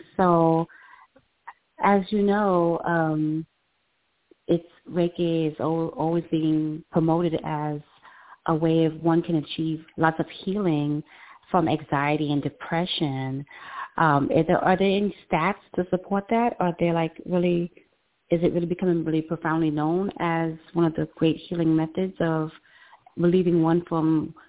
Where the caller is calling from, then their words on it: New York City, New York, United States; I'm calling from New York City.